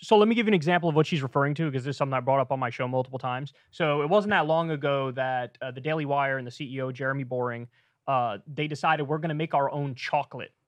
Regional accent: New Rochelle, New York, United States; I'm from Neurochelle, New York, just outside of New York City

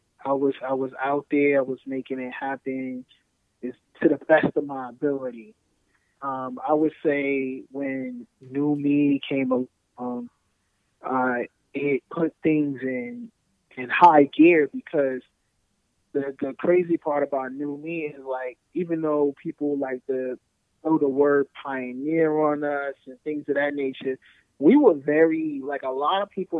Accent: Newark, New Jersey, United States; When I was living in Newark, I was growing up in Newark, and the world was just those four blocks

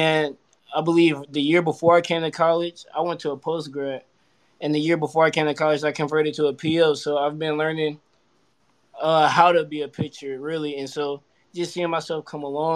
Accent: Charlotte, North Carolina, United States; I was born and raised in Charlotte around the Mallard Creek area

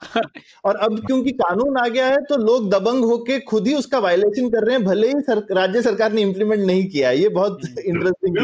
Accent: Uttar Pradesh, India; moved away; also born or lived in Karnataka; मैं यूपी में यूपी से हूँ यूपी में बड़ा हुआ

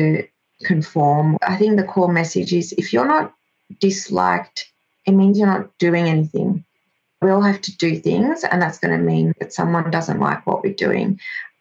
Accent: Australia; first language Greek; English is a second language; I was born in Australia. My grandparents are originally from Greece. Greek was my first language, didn't speak English until kindergarten age

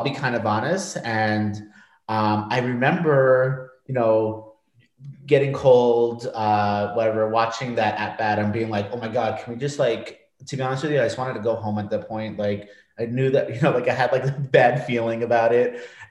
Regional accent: New York, United States; now in Washington, D.C., United States; growing up in New York

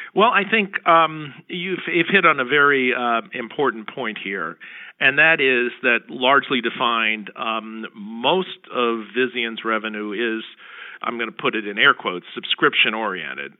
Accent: Princeton, New Jersey, United States; my hometown of Princeton, New Jersey

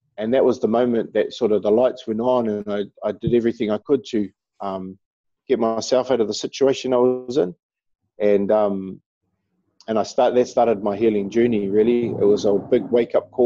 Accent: Auckland, New Zealand; someone from New Zealand, someone who's deeply connected to Aotearoa, to our land.

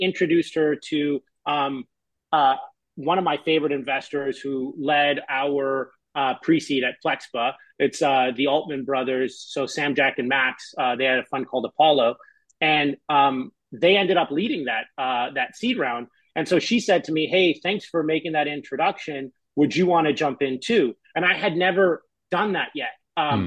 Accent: Canada; moved away as an adult; now in San Francisco, United States; I'm Canadian and I live in San Francisco.

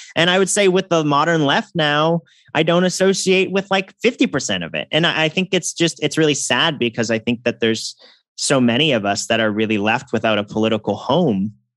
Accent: Massachusetts, United States; from my home state, Elizabeth Warren

